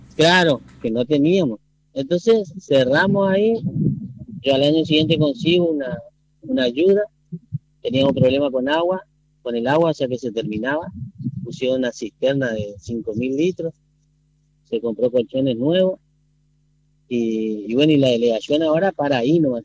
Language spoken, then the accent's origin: Spanish; Presidencia Roque Sáenz Peña, Chaco, Argentina; yo soy nacido y criado en, en Presidencia de Roque Peña.